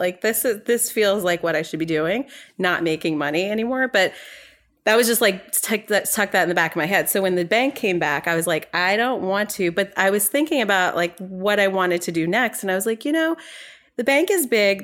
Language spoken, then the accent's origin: English; New York, United States; moved away as an adult; also born or lived in North Carolina; I'm from New York originally, and, um, I went to school in North Carolina